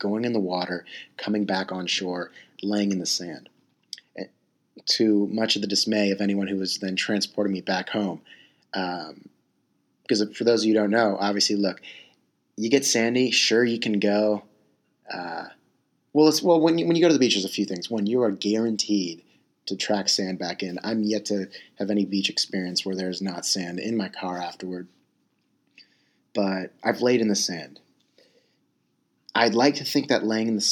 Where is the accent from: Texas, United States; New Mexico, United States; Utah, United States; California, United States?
California, United States; San Diego; I'm from San Diego, California